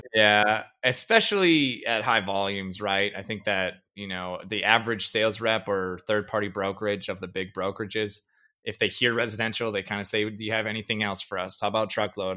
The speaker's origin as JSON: {"language": "English", "town": "Perham", "region": "Minnesota", "country": "United States", "tie": "born or raised there", "moved": "yes", "lives_now": "Fargo, United States", "said": "I grew up in a town called Perm, Minnesota. It's an hour from Fargo"}